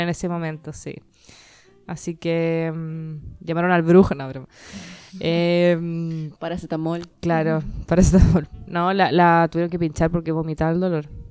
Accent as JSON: {"language": "Spanish", "country": "Chile", "said": "soy chilena"}